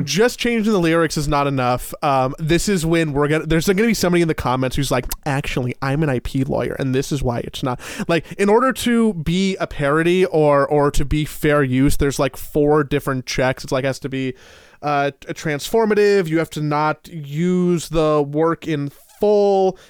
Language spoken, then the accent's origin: English; United States; as an American